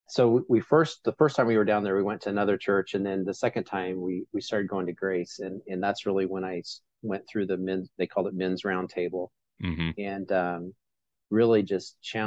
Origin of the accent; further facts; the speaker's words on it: Illinois, United States; moved away as an adult; also born or lived in Iowa / South Carolina / Chicago / Lincoln; I originally grew up in Illinois, lived in Illinois until I got married, and then lived in Iowa and South Carolina